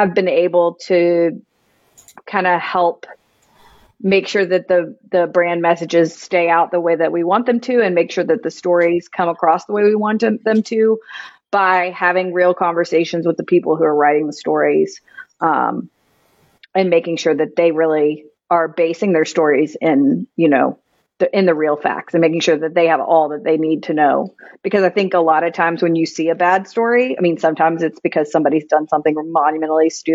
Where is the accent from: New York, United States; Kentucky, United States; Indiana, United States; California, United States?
Kentucky, United States; Louisville; also born or lived in Lexington, Kentucky; I grew up here in Louisville and went to UK